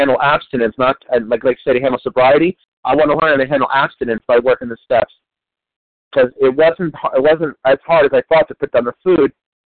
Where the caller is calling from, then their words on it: New Jersey, United States; I'm calling from New Jersey. I'm an East Coast.